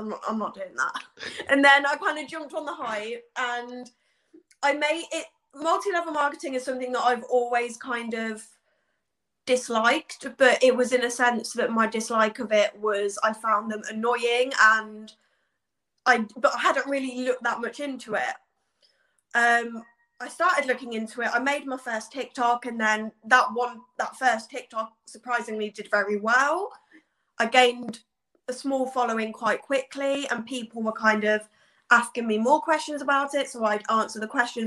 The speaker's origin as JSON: {"language": "English", "town": "Leamington Spa", "region": "West Midlands", "country": "United Kingdom", "said": "I'm from Leamington Spa in Warwickshire"}